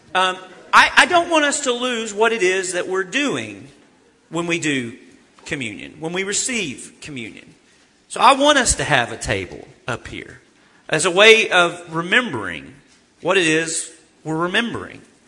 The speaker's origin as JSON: {"language": "English", "region": "Arkansas", "country": "United States", "said": "I'm from Arkansas"}